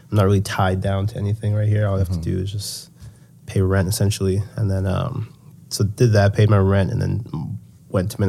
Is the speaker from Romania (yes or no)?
no; Nigeria; we're Nigerian, so there's a lot of different things. Like when people pass away, usually they prefer to be buried at home. Um, so I knew that I was going to go to Nigeria